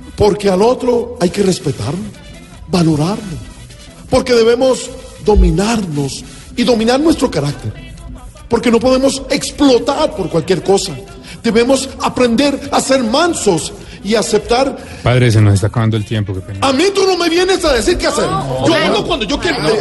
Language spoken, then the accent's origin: Spanish; Colombian Caribbean coast, Colombia